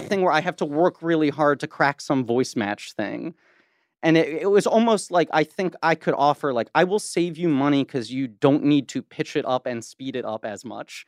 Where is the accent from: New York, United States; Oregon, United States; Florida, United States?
New York, United States; New York City; I grew up in Manhattan